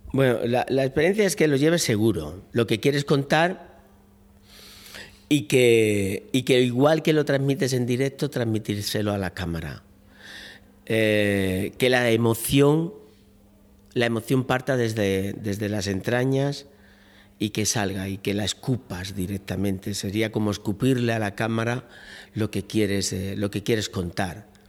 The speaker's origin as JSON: {"language": "Spanish", "town": "Málaga", "region": "Andalusia", "country": "Spain", "moved": "yes", "lives_now": "Seville, Spain", "said": "yo soy malagueño, pero llevo muchos años residiendo en Sevilla"}